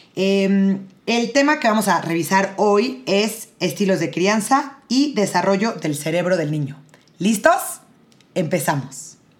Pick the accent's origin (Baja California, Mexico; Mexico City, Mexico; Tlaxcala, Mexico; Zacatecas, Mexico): Mexico City, Mexico; Yo soy de la Ciudad de México